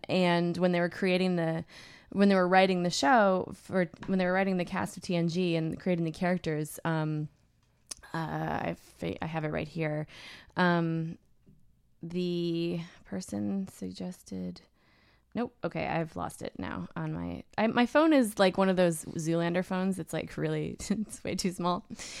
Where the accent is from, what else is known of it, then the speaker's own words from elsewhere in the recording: Canada; I'm Canadian